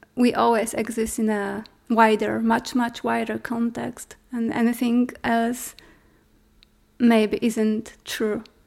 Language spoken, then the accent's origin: English; Poland; I'm an artist from Poland.